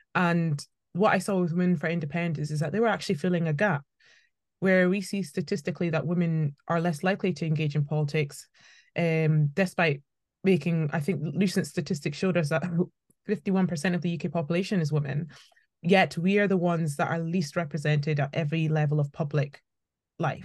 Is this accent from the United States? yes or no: no; Scotland, United Kingdom; also born or lived in Birmingham; I schooled in, in, in Scotland